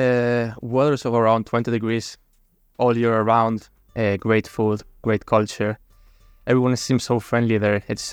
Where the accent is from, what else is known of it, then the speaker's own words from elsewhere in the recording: Gran Canaria, Canary Islands, Spain; English is a second language; now in Toronto, Canada; I'm from the Canary Islands, more specifically Gran Canaria.